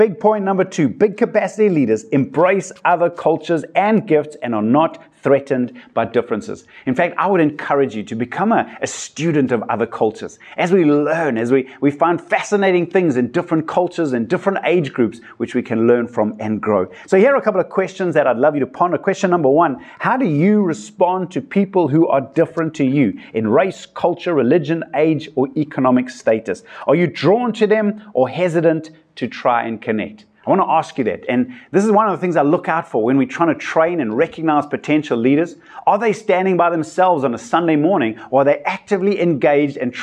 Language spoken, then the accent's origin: English; South Africa; I come from South Africa where we've got such a diversity of cultures